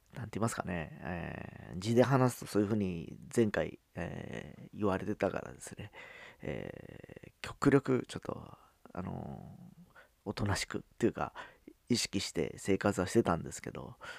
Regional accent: Kyushu, Fukuoka, Japan; accent: Hakata dialect; moved away as an adult; also born or lived in Osaka; 九州から来た人間、えー、福岡出身2人

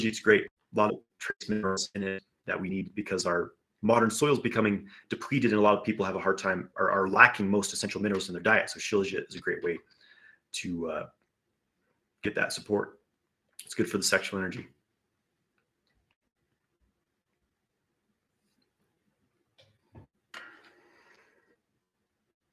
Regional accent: Idaho, United States; moved away as an adult; I was born and raised in Idaho, but, I left Idaho for the time being.

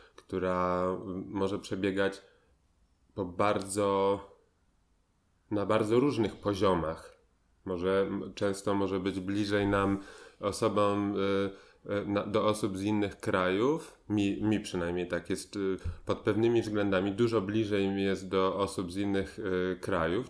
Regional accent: Poland; moved away as an adult; wyjechałem, wyjechałem na długo z Polski

